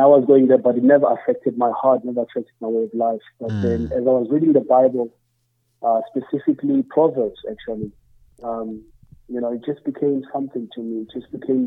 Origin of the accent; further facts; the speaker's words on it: Emalahleni, Mpumalanga, South Africa; now in Pretoria, South Africa; We're from there and grew up there, and my family's still there